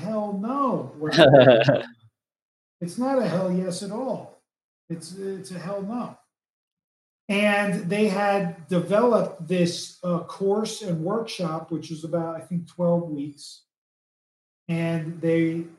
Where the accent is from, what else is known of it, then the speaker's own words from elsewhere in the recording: East Coast, United States; I'm from the East Coast